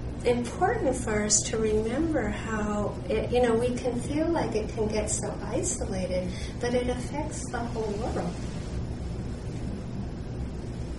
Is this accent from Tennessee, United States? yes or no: no; Worcester, Massachusetts, United States; where I grew up in Worcester, Massachusetts